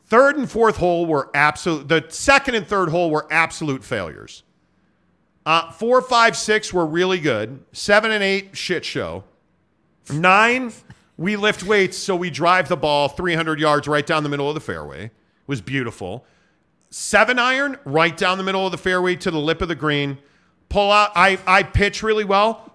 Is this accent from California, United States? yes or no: no; Chicago, Illinois, United States; I'm from Chicago